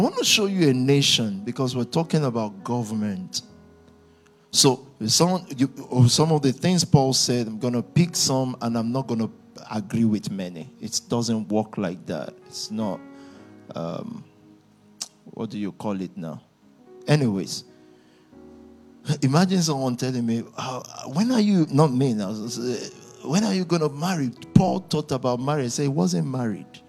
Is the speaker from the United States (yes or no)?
no; Nigeria; 1980, I was born in Nigeria